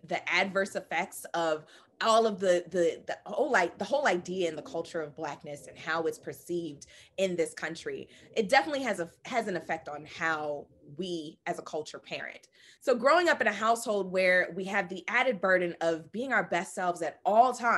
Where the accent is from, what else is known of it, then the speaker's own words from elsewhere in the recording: United States; being the American-born child of a Jamaican man, Guyanese woman who, you know, immigrated to this country